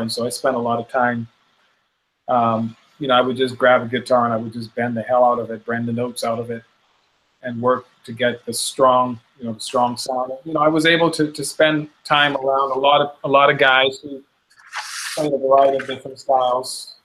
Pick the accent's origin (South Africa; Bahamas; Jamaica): Bahamas; also born or lived in Chicago, United States; we in the Bahamas